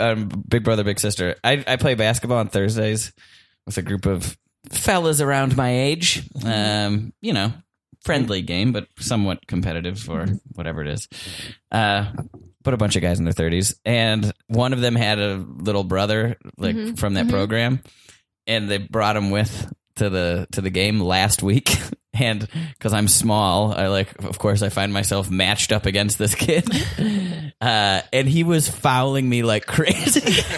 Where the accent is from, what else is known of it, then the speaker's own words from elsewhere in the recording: Milwaukee, Wisconsin, United States; moved away; also born or lived in Syracuse; No, I'm from Milwaukee, but I went to school up